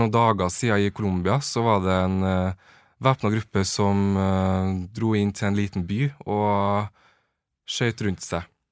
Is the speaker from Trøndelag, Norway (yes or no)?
yes; Trøndelag, Norway; moved away as an adult; now in Oslo, Norway; jeg kommer fra Trøndelag